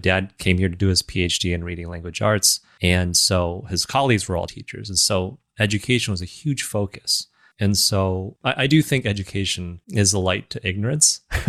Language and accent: English; Southeast Michigan, United States; growing up in Southeast Michigan, I think for me, it was just the kindness that I received coming here to this country as an immigrant, as a kid.